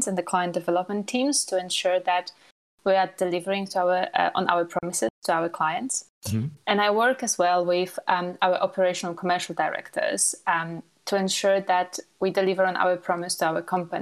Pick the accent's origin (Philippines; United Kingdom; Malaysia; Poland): Poland; moved away; I was born in Poland and graduated from architecture in Poland